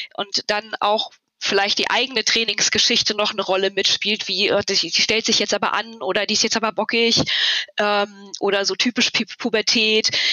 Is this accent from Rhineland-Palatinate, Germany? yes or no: no; near Cologne, North Rhine-Westphalia, Germany; Ich komme aus der Nähe von Köln